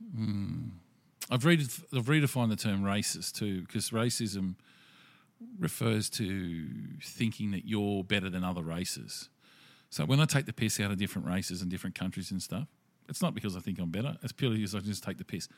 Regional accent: Australia; being Australian

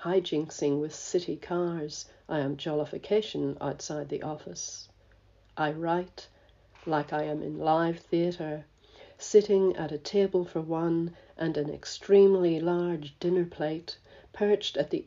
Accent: Belfast, Northern Ireland, United Kingdom; now in Australia; I live in Australia, but I was born in Belfast

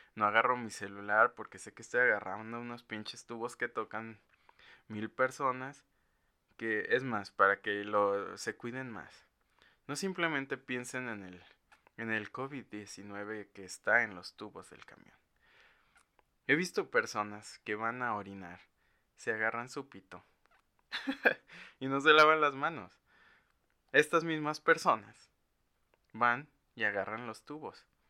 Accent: Mexico; los que somos de México

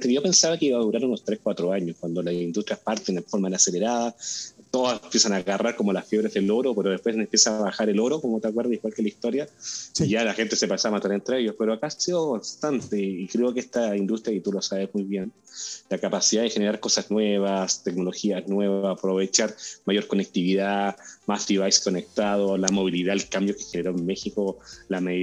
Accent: Chile; al ladito, un, pasillo al ladito de Argentina

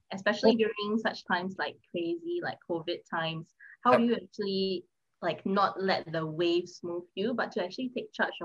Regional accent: Singapore; also born or lived in Indonesia; born there. And then I moved here when I was 6 years old

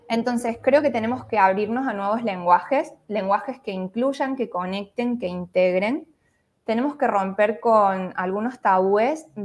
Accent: Córdoba, Argentina; soy de Córdoba, Argentina

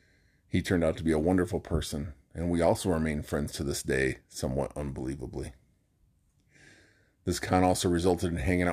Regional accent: Flint, Michigan, United States; Growing up in Flint was tough.

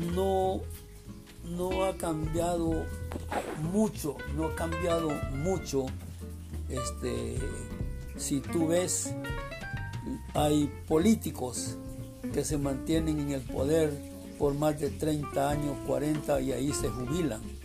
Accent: Zacatecoluca, La Paz, El Salvador; also born or lived in San Sebastián, San Vicente, El Salvador; yo nací en San Sebastián, departamento de San Vicente. Por cuestiones de familia, nos trasladamos cuando yo tenía dos o tres años de edad, por cuestiones de familia, nos trasladamos a Zacatecoluca, que es mi segunda ciudad que me formó

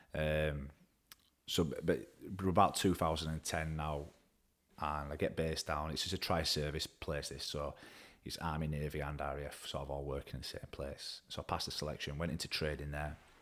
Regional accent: Woodside, Yorkshire and the Humber, United Kingdom; also born or lived in Baildon; I'm from Woodside originally. Um, I was gr-, grew up there for a few years

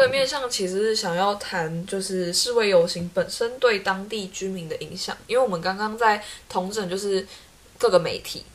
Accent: Taiwan; 他们看我们台湾人就会觉得台湾人可能奴性比较重

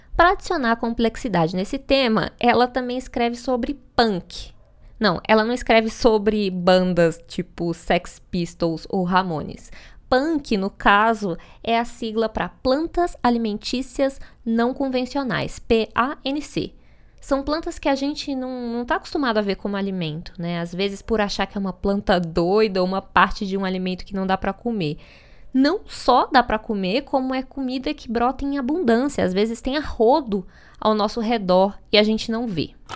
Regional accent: Minas Gerais, Brazil; eu, como uma boa mineira

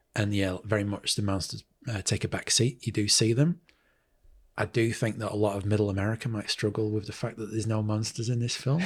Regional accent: Manchester, North West England, United Kingdom; moved away as an adult; now in New Zealand; Manchester in the U K

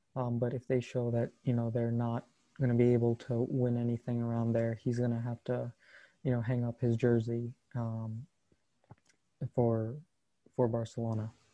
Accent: United States; as an American

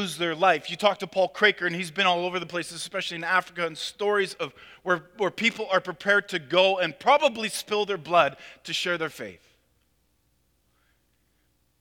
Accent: Canada; we as Canadian Christians

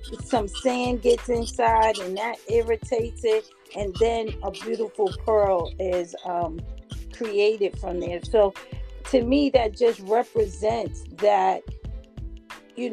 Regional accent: New York City, New York, United States; I'm from the Bronx

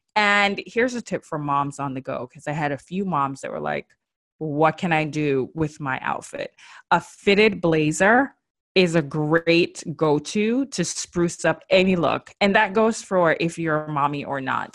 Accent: Jamaica; accent: Jamaican; My Jamaican accent just came out

